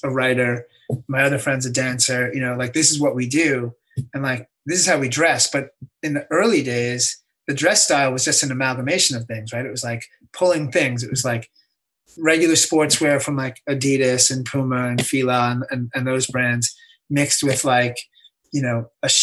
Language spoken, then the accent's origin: English; suburbs of New York, United States; I was from the suburbs of New York